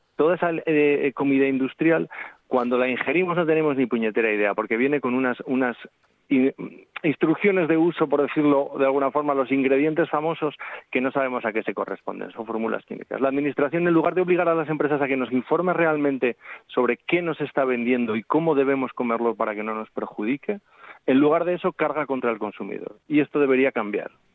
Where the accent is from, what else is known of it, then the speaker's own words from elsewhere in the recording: Zaragoza, Aragon, Spain; now in Asturias, Spain; yo llevo veintitantos años viviendo en Asturias, me siento asturiano, pero nací en Zaragoza, también me siento aragonés